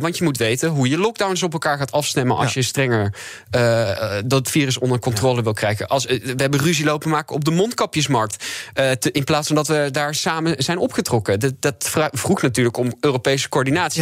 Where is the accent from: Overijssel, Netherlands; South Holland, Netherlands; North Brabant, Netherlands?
North Brabant, Netherlands; also born or lived in Leiden; ik ben zelf ook katholiek opgevoed. Trouwens, ik kom gewoon uit Brabant